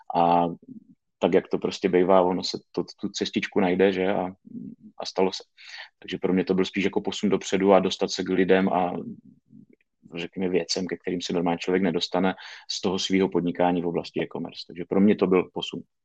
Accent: Šumperk, Olomouc Region, Czechia; já jsem tady ze Šumperka, z relativně malého města

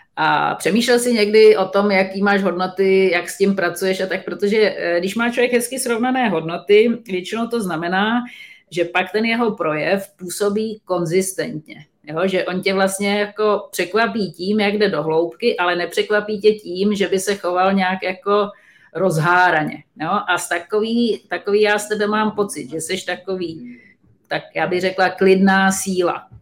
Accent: Czechia; my jako Češi

